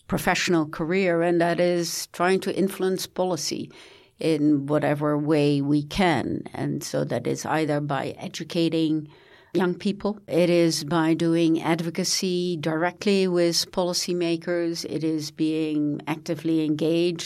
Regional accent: United States; I come from the United States. I live in Washington, D.C.

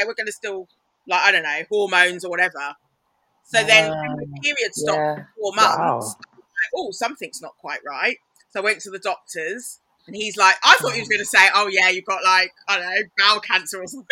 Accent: Kent, South East England, United Kingdom; I grew up in Kent, so it was like there aren't any black kids

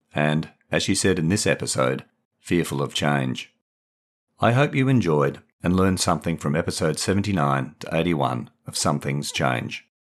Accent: Perth, Western Australia, Australia; moved away as an adult; also born or lived in England; I grew up in Perth in the nineteen sixties and seventies

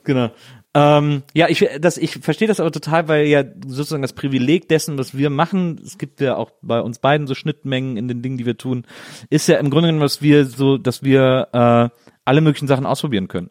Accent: near Brühl, North Rhine-Westphalia, Germany; born or raised there

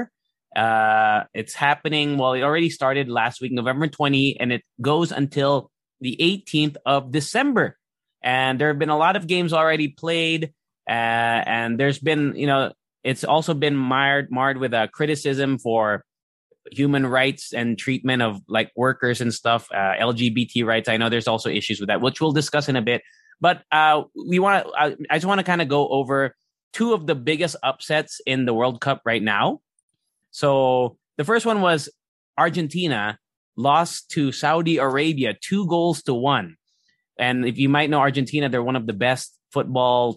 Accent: Japan; moved away; I grew up in Japan

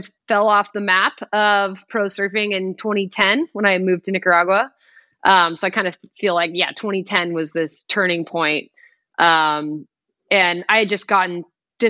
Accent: Palos Verdes, California, United States; I grew up in Palos Verdes, California, which is a coastal community

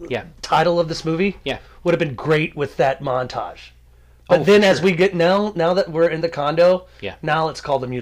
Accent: North Carolina, United States; I am from North Carolina. I went to Atlantic Beach many times as a kid

